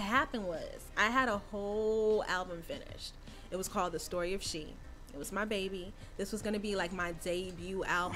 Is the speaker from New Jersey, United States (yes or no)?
yes; Rahway, New Jersey, United States; also born or lived in Queens, New York; raised in Rahway. Um, did my basically all my school in Rahway